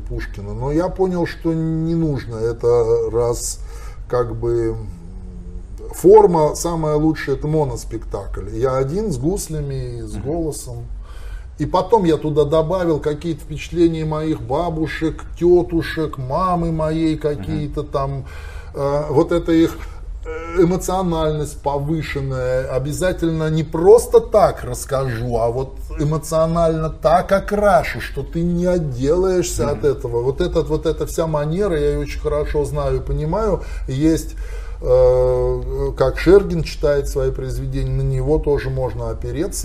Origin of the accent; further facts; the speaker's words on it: Arkhangelsk Oblast, Russia; accent: Arkhangelsk dialect; это мой родной архангельский говор, я помню это все с детства